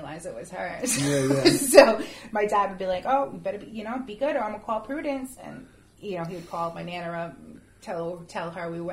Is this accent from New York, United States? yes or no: no; Cranston, Rhode Island, United States; it was an apartment we lived in when we were kids growing up in Cranston